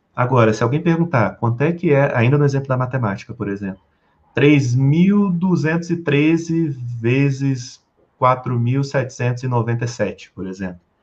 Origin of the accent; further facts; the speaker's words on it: Rio de Janeiro, Brazil; also born or lived in Porto Alegre / United States; now in Brasília, Brazil; Hoje eu moro em Brasília, moro, eu sou do Rio de Janeiro, morei em Porto Alegre, morei nos Estados Unidos